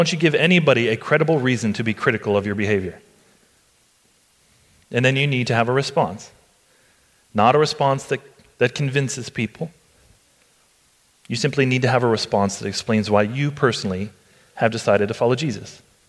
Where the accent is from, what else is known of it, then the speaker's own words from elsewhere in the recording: United States; This is where we have messed up as American Christians, right?